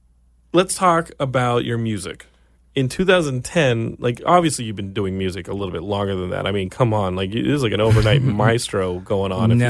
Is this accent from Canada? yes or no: no; Texas, United States; my home state of Texas is like underwater.